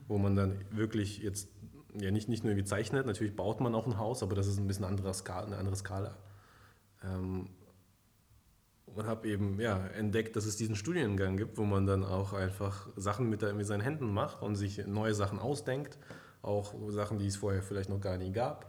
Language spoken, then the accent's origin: German; near Stuttgart, Baden-Württemberg, Germany; also born or lived in Kazakhstan; Ich bin ursprünglich aufgewachsen in Kasachstan mhm. bis zu meinem zehnten Lebensjahr. Dann bin ich nach Deutschland gekommen und ja, habe dann eben mein Abi gemacht in der Nähe von Stuttgart